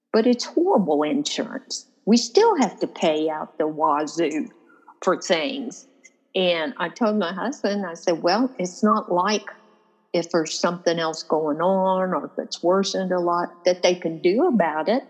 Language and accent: English; Louisville, Kentucky, United States; I was born in Louisville. I mean, I'm a Kentucky native